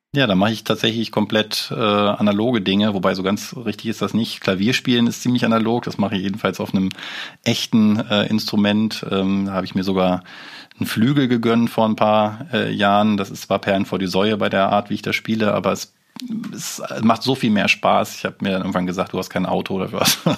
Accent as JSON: {"language": "German", "country": "Germany", "said": "wir als Deutsche"}